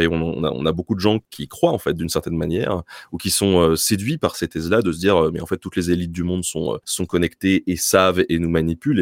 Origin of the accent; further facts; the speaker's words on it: Tours, Centre-Val de Loire, France; on vient de Tours. Euh, j'habite pas très loin d'Amboise